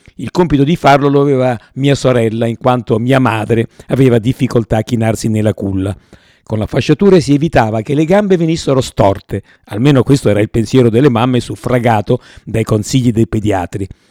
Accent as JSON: {"language": "Italian", "town": "Rome", "region": "Lazio", "country": "Italy", "tie": "born or raised there", "said": "sono nato a Roma il ventiquattro giugno millenovecentotrentottò"}